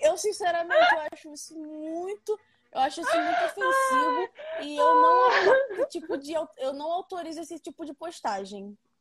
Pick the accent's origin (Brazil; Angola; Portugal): Brazil; Paracambi, Rio de Janeiro; Eu sou do município. Eu nasci no município de Paracambi